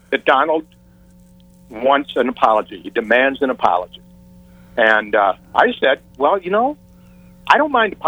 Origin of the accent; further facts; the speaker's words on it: St. Louis, Missouri, United States; moved away as an adult; also born or lived in Los Angeles; I grew up in St. Louis, Missouri, which is where KC Radio is